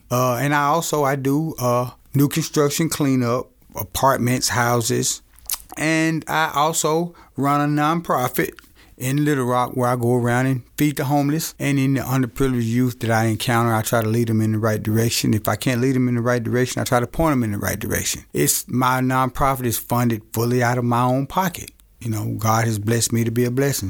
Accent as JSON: {"language": "English", "town": "Camden", "region": "Arkansas", "country": "United States", "tie": "born or raised there", "moved": "as an adult", "said": "I was born and raised in Camden, Arkansas"}